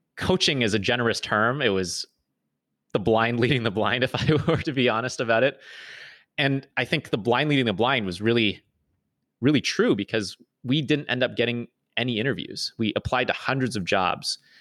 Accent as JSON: {"language": "English", "town": "Toronto", "region": "Ontario", "country": "Canada", "tie": "born or raised there", "moved": "as an adult", "said": "was born and raised in Toronto"}